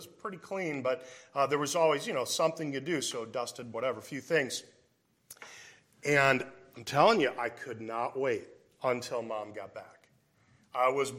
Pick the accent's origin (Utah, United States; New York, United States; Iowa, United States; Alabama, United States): Iowa, United States; Davenport; I grew up in Davenport, Iowa